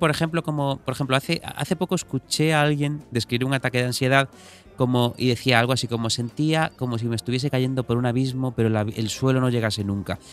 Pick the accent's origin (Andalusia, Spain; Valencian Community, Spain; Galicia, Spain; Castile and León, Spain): Galicia, Spain; yo como gallego